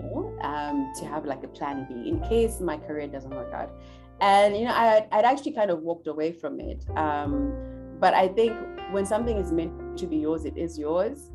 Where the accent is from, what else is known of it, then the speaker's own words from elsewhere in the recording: Harare, Zimbabwe; now in Johannesburg, South Africa; I grew up in Zimbabwe in Harare